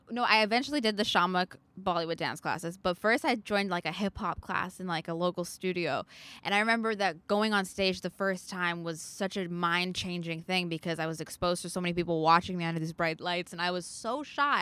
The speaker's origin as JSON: {"language": "English", "town": "Vancouver", "region": "British Columbia", "country": "Canada", "tie": "born or raised there", "said": "I'm from Vancouver, so the west side of Canada."}